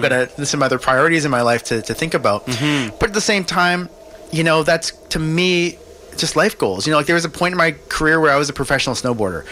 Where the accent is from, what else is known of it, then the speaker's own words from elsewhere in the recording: Kelowna, British Columbia, Canada; now in Vancouver, Canada; I grew up in Kelowna